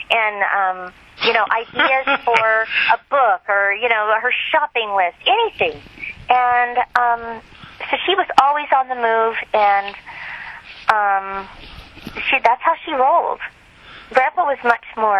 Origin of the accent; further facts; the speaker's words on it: Southern California, United States; moved away as an adult; also born or lived in Lake Tahoe area, High Sierras; now in Lake Tahoe, United States; I'm from Southern California.